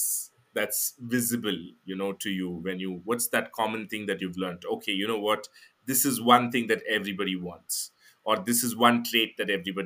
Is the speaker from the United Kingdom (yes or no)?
no; India; as an Indian